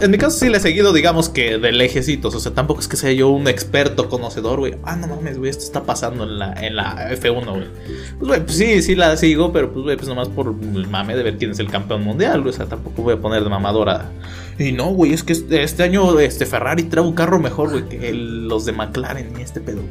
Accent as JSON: {"language": "Spanish", "country": "Mexico", "said": "como aficionado mexicano"}